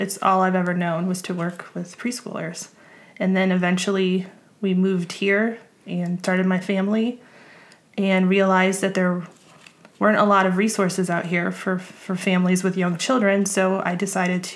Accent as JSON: {"language": "English", "town": "Chicago", "region": "Illinois", "country": "United States", "moved": "as an adult", "lives_now": "West Virginia, United States", "said": "I'm from the Chicagoland area"}